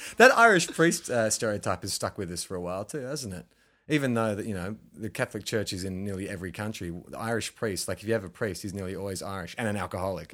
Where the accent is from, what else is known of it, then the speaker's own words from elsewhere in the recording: Australia; I'm Australian